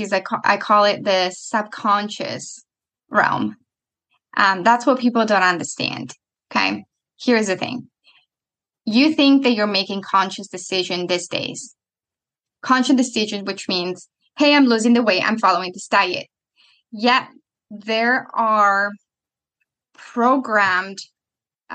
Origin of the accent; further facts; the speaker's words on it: Italy; moved away; I'm coming from Italy